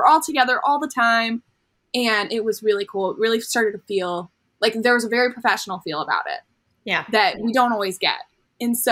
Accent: near Fullerton, California, United States; Cal State Fullerton near my hometown

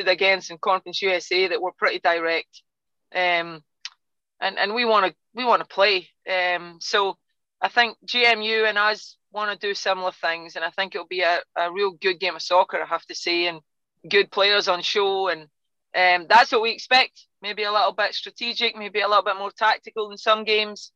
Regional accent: Scotland, United Kingdom; now in United States; you can tell by my accent, I'm not from Texas, you know. In Scotland, we're used to being the underdogs

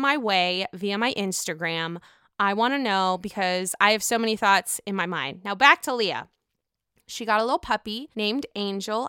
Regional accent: Pittsburgh, Pennsylvania, United States; now in Chicago, United States; I live in Chicago. I'm from Pittsburgh.

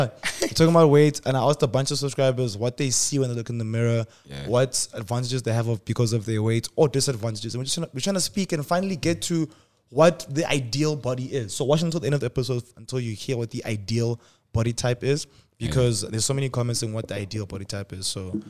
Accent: Nigeria; I was from Nigeria

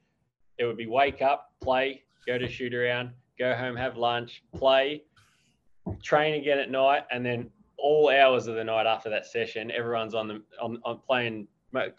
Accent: Australia; moved away as an adult; also born or lived in Hamburg, Germany / Switzerland; contemplating going home to Australia

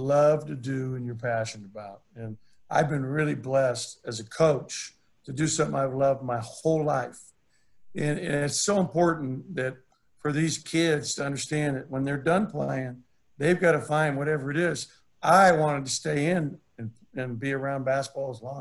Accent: Santa Barbara, California, United States; my hometown, Santa Barbara

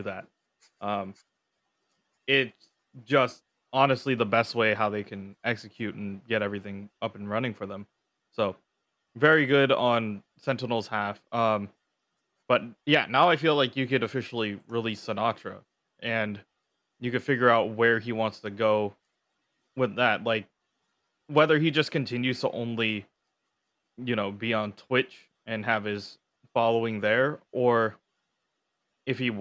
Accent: San Francisco, California, United States; I come from San Francisco, so we have Ghirardelli. It's kind of hard to put anything up against Ghirardelli because I kind of grew up with that chocolate

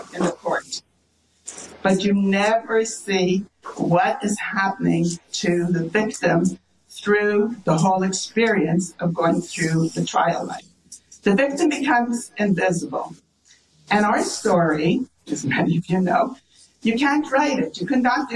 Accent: Canada; we're Canadian, I have to tell you, we're all Canadian

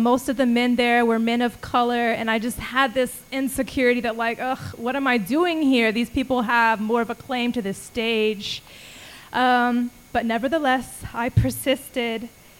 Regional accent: Austin, Texas, United States; I was like, I'm from Austin. I like smiling when I rap and, you know, singing about my heart.

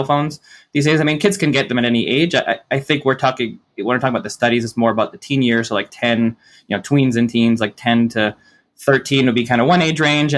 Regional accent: Toronto, Ontario, Canada; I grew up in Toronto

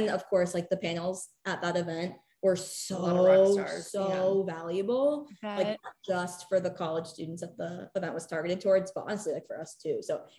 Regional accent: Potomac, Maryland, United States; moved away as an adult; now in Tampa, United States; Originally from Potomac, Maryland, went to the University of Tampa.

